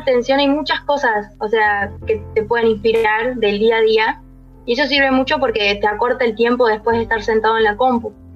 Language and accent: Spanish; Río Cuarto, Córdoba, Argentina; soy de Río Cuarto, Córdoba.